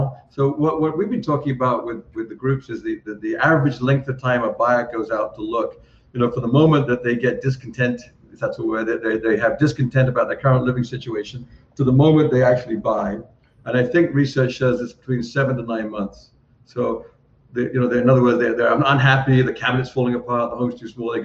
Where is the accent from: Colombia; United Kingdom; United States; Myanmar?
United Kingdom; England; I'm from England